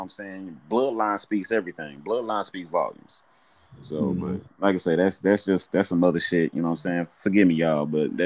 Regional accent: Houston, Texas, United States; I grew up in South Park, raised up on the Southeast

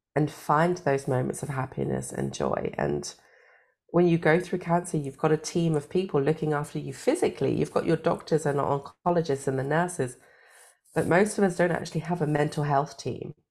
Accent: United Kingdom; now in Germany; I am British, but I live in Germany

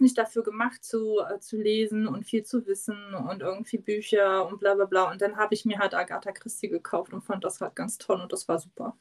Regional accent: East Germany, Germany; ich komme ja aus dem Osten

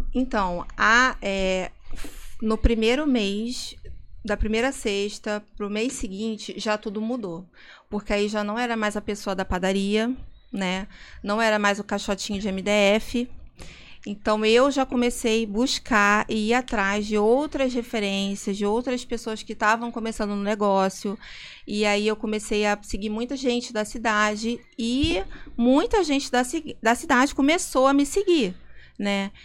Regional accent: Rio de Janeiro, Brazil; accent: carioca; moved away as an adult; now in Vinhedo, Brazil; eu sou muito carioca, eu tenho muito sotaque

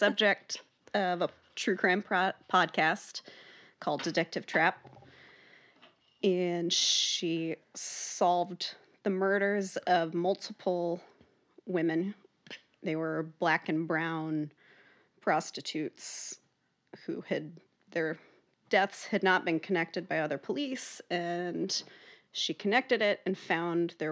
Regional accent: Kansas City, Missouri, United States; Born and raised in Kansas City, Missouri

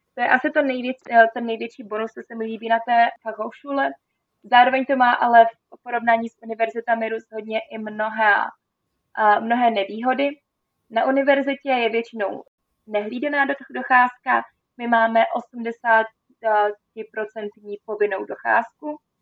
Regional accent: Czechia; moved away as an adult; also born or lived in Austria; já jsem vlastně Češka

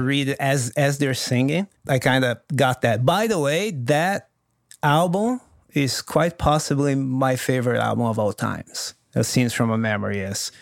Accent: Brazil; first language Portuguese; English is a second language; also born or lived in Los Angeles, United States; now in United States; I talk to my buddies in Brazil

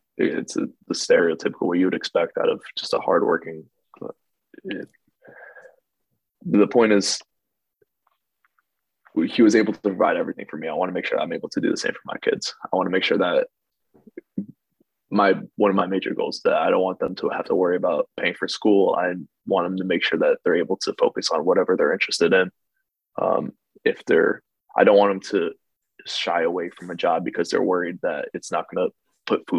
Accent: New Jersey, United States; we grew up in New Jersey, so we're stuck here our whole lives

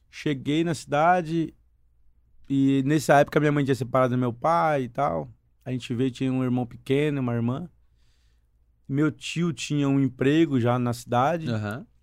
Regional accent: Indaiatuba, São Paulo, Brazil; born or raised there; also born or lived in Foz do Iguaçu, Paraná / Mato Grosso

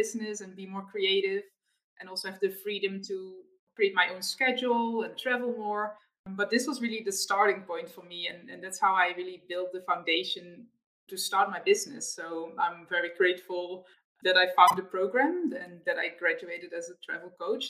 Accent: Netherlands; born or raised there; moved away as an adult; also born or lived in Australia

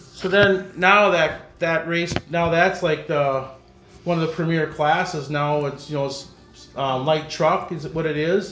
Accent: De Pere, Wisconsin, United States; growing up in De Pere, nice racetrack there, fun, a lot of people

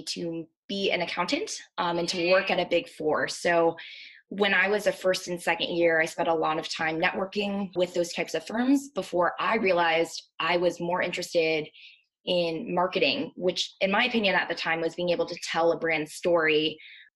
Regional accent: Maryland, United States; also born or lived in Virginia; I am originally from Maryland. I grew up there

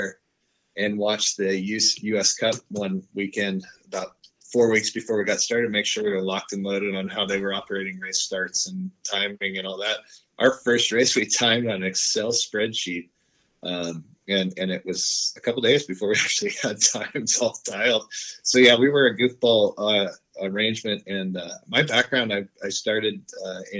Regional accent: San Clemente, California, United States; I grew up in San Clemente, California

